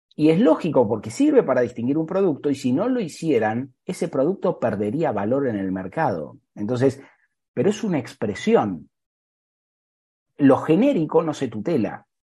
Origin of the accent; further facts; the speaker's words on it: Argentina; now in Dayton, United States; yo soy argentino